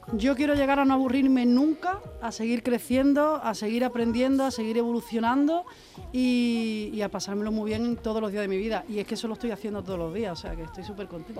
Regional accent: Seville, Andalusia, Spain; yo nací en un barrio en Triana donde mi familia son cantadores, son bailadores

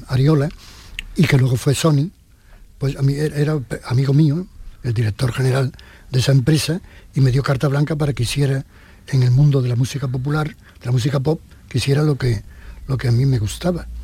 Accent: Jerez de la Frontera, Andalusia, Spain; born or raised there; moved away; also born or lived in Madrid

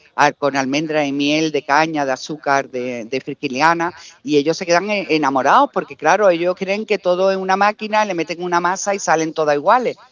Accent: Málaga, Andalusia, Spain; yo tiro mucho para mi tierra

